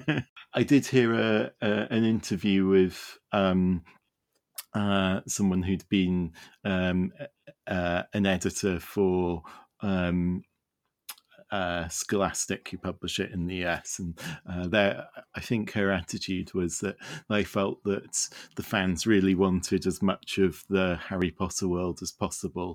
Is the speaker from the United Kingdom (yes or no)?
yes; Wales, United Kingdom; I live in the United Kingdom and, uh, I grew up in Wales, which, uh, is very definitely not part of England.